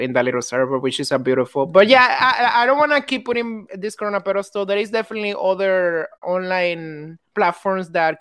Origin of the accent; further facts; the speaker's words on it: Dominican Republic; now in New York, United States; I'm a Dominican who lives in New York